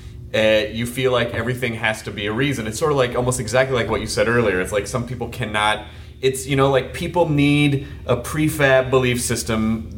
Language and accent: English; Tennessee, United States; I'm from the South. You know, so I grew up in the Bible Belt